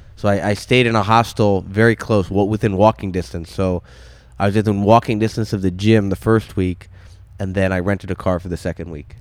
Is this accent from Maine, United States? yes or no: yes; Maine, United States; I grew up in Maine